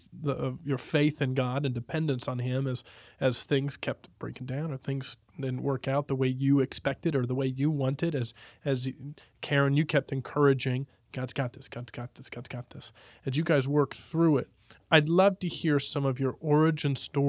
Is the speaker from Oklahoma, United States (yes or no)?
yes; Oklahoma, United States; also born or lived in Texas; because I came from Oklahoma and Texas.